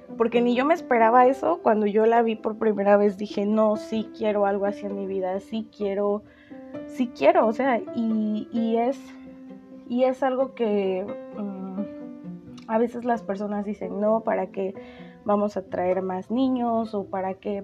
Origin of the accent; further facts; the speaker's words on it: Veracruz, Mexico; yo soy de Veracruz y aquí hace demasiado calor